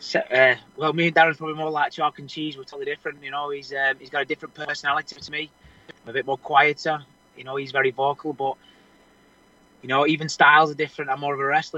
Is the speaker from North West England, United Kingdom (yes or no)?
yes; Wigan, North West England, United Kingdom; I was brought up wrestling in Wigan